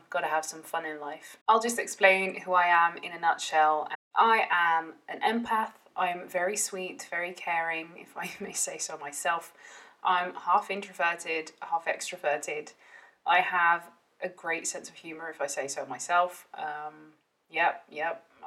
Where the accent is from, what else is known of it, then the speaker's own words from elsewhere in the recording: Netherlands; I grew up in the Netherlands, um, half Welsh, half Dutch